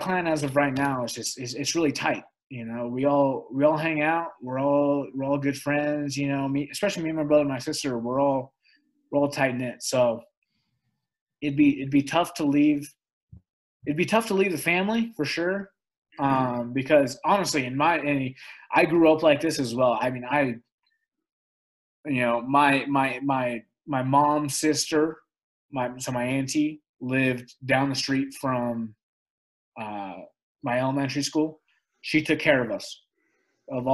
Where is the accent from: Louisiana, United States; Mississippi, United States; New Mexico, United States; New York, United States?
New Mexico, United States; Albuquerque; Albuquerque's home. I love it. I grew up here